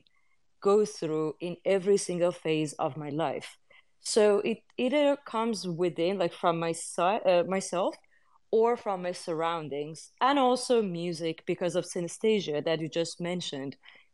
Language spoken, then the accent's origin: English; Iran; moved away; I come from Iran, which is in the Middle East.